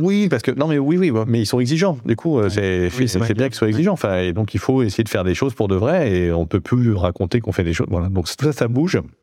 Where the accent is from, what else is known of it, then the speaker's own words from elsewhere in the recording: Bordeaux, Nouvelle-Aquitaine, France; Je viens de Bordeaux